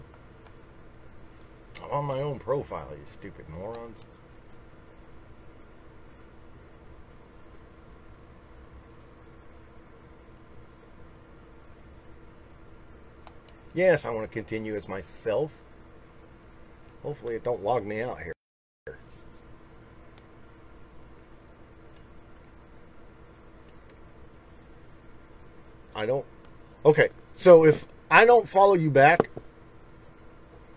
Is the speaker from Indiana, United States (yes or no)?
no; Mississippi, United States; I am from Mississippi.